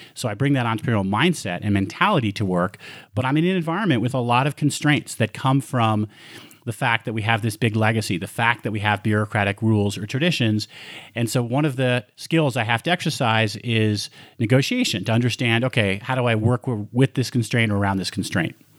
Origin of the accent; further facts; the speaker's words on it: Westchester County, New York, United States; moved away as an adult; also born or lived in Montreal, Canada / Bronx, New York; now in Colorado, United States; Then I moved to Westchester County when I was seven, and there I went to elementary school, middle school, high school